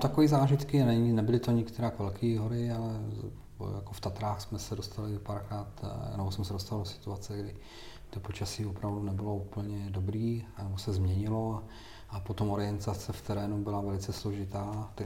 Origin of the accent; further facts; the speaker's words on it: Czechia; Já jsem hrdý na to, že jsem, že jsem Čech